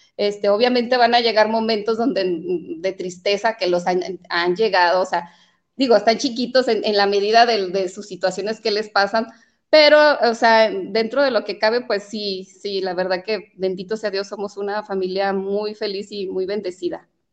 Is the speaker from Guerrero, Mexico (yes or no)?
no; Jalostotitlán, Jalisco, Mexico; also born or lived in Mexico City; mis padres son de, los Altos de Jalisco.